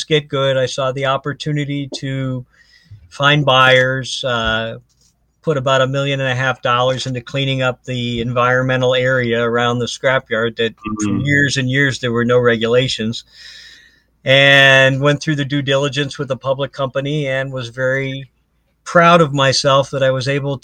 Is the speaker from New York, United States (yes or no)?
no; Ohio, United States; moved away as an adult; now in Florida, United States; I'm from Ohio, so I'm a diehard Browns fan